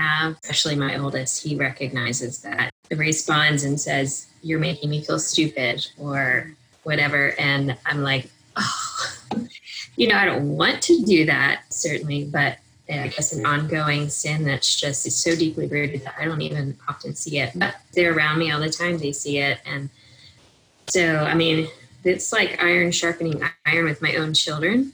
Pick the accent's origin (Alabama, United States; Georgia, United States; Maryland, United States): Maryland, United States; I grew up in Maryland